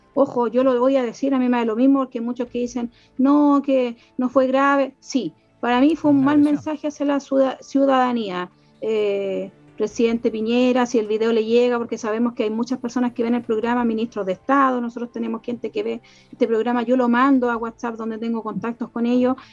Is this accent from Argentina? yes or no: no; Chile; somos todos chilenos